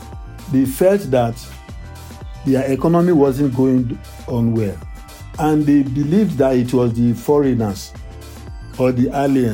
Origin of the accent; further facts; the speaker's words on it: Nigeria; also born or lived in Ghana; as a Nigerian